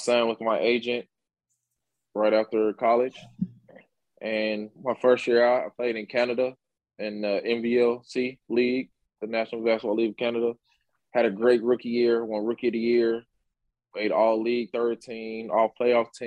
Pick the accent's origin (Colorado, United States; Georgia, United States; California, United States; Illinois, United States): Illinois, United States; Chicago; Born and raised in Chicago, Illinois. As you guys know, I grew up on the south side of Chicago.